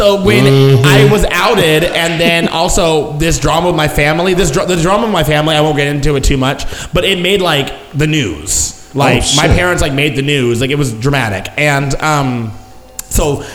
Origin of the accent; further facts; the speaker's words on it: Outer Banks, North Carolina, United States; moved away as an adult; now in Dallas, United States; I'm from North Carolina. I'm from the Outer Banks, which is where they flew the first airplane